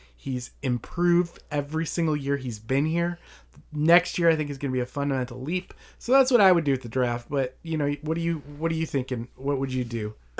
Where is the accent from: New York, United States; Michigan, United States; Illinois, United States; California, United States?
Michigan, United States; Detroit; moved away; I grew up in Detroit